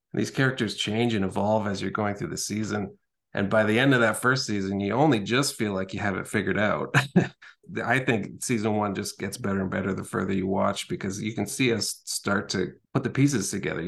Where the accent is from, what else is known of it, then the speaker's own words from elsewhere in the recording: Edmonton, Alberta, Canada; also born or lived in Calgary; I grew up in Edmonton